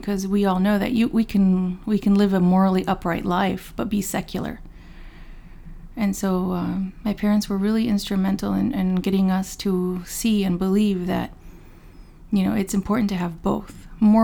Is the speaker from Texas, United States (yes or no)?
yes; Dallas, Texas, United States; also born or lived in Chicago, Illinois; I was born in Chicago, but my family moved, you know, to Dallas when I was young. So I grew up in the public school system in Dallas, Texas